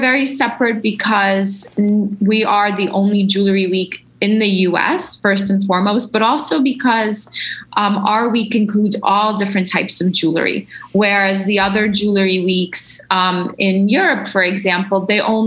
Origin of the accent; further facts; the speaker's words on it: New York, United States; as a kid growing up in New York